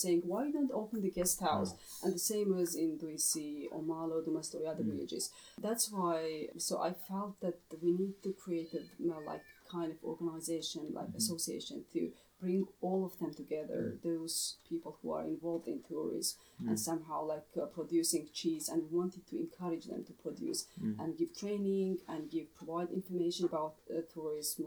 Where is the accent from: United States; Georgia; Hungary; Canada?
Georgia; Pankisi Valley, Kakheti; I was coming from Bangesi